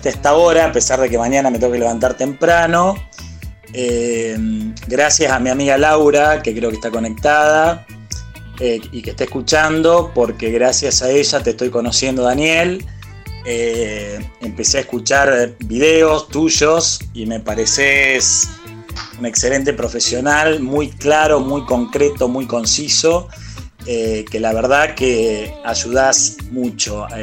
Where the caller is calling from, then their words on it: Temperley, Buenos Aires Province, Argentina; de Temperley.